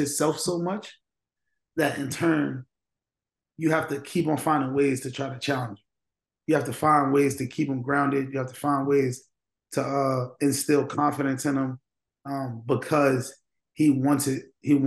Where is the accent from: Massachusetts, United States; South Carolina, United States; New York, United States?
New York, United States; I'm from New York